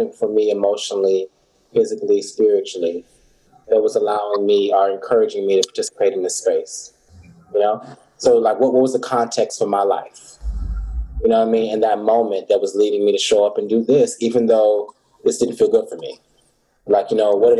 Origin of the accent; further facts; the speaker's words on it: Fort Lauderdale, Florida, United States; I was born in Fort Lauderdale